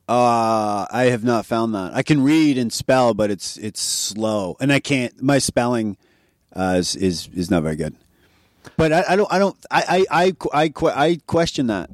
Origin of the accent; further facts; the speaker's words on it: Oshawa, Ontario, Canada; moved away as an adult; also born or lived in New York City / Milan; now in Vancouver, Canada; I'm from Oshawa, Ontario